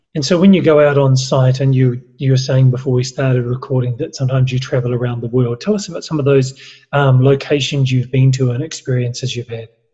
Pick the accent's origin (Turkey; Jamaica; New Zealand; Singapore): New Zealand; I'm a Kiwi